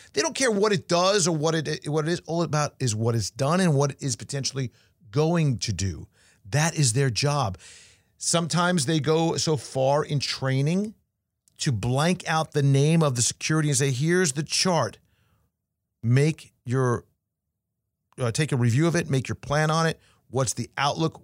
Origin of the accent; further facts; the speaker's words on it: New York, United States; now in Florida, United States; I got back to school when I was young after Labor Day growing up in New York.